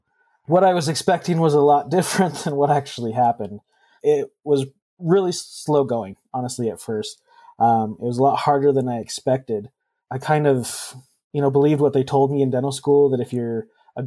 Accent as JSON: {"language": "English", "region": "Idaho", "country": "United States", "tie": "born or raised there", "said": "I was born and raised in Idaho, and so I wanted to come back and practice in my home state"}